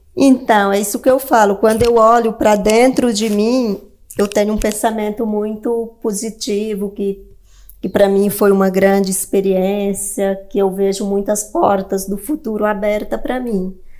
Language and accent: Portuguese; Northeast Region, Brazil; eu nasci no Nordeste